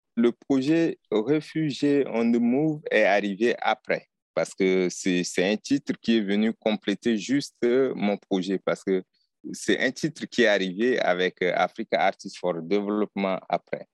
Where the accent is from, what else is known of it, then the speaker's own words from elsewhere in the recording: Chad; je suis tchadien